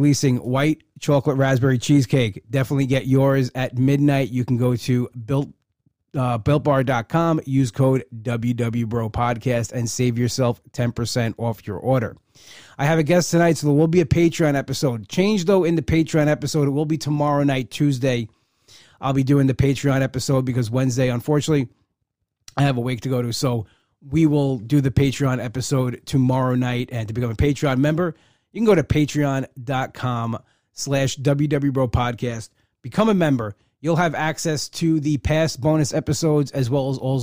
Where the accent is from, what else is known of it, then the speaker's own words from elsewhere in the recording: Long Island, New York, United States; I've lived in New York my whole life.